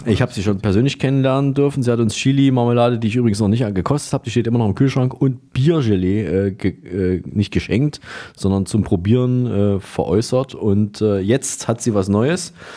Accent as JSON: {"language": "German", "region": "Berlin", "country": "Germany", "said": "Bei uns in Berlin"}